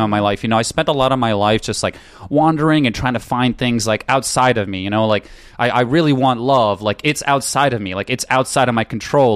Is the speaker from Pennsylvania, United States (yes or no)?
no; New York, United States; moved away as an adult; also born or lived in Ukraine; now in California, United States; I grew up in New York, and I went to college there